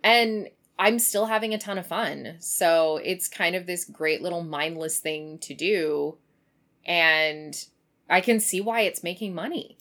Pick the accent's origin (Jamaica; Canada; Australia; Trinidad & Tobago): Canada; Kamloops, British Columbia; moved away; the one in Kamloops, so in my hometown